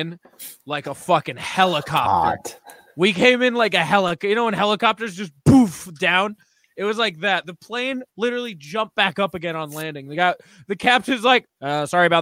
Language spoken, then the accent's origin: English; New England, United States; we're all from New England